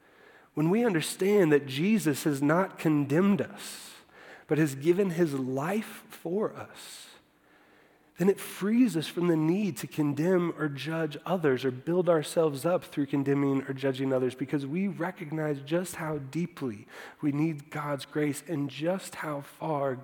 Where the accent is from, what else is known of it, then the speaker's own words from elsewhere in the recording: Iowa, United States; I grew up in Iowa